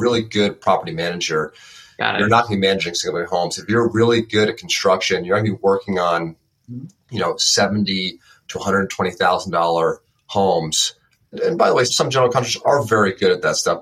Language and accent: English; Westchester County, New York, United States; I'm from Westchester County so about an hour north of the ah, city